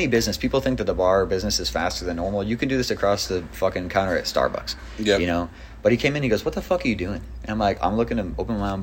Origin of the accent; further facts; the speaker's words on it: East Coast, United States; now in Houston, United States; I'm also from the East Coast originally